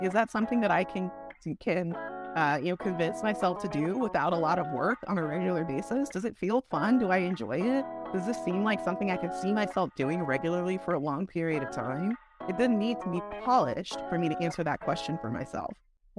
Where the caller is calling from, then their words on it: Alexandria, Virginia, United States; I am zooming in from Alexandria, Virginia, just across the bridge from Washington, D.C.